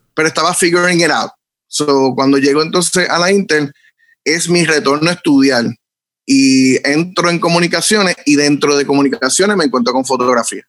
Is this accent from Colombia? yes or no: no; Bayamón, Puerto Rico; also born or lived in Ceiba; yo nací en Ceiba, pero sí, criado en Bayamón